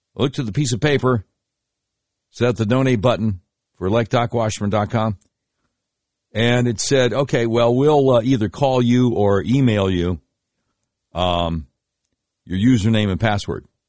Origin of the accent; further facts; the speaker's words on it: Charlotte, North Carolina, United States; growing up in Charlotte, North Carolina